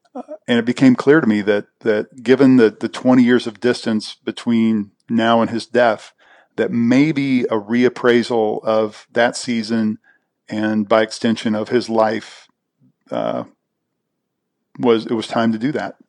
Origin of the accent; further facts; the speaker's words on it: Kansas City, Missouri, United States; I'm from Kansas City